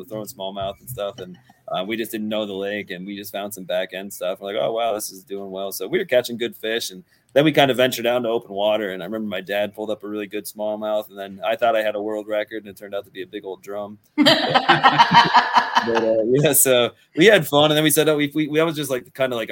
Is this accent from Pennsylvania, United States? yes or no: yes; Northeastern Pennsylvania, United States; I'm from Northeastern Pennsylvania. I'm located up on like the Susquehanna on the North Branch